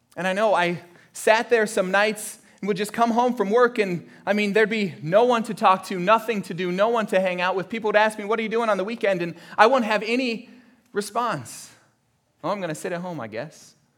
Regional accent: Florida, United States; my family, uh, growing up in Florida

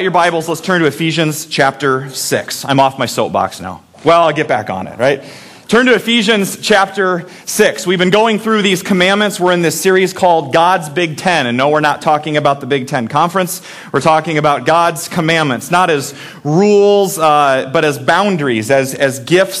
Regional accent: Iowa, United States; also born or lived in Minnesota; I moved to Iowa when I was 8 weeks old, so I consider this as my home, even though I was born in Minnesota

